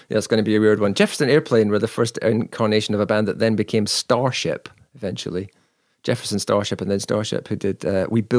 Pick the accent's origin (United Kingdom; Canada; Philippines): United Kingdom; Well, we're British, so what do you expect?